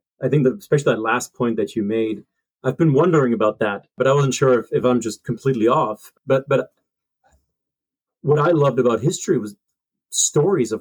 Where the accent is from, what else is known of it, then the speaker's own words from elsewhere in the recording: Germany; moved away; also born or lived in Hillsdale, Michigan; I grew up in Germany, certainly kind of more progressive model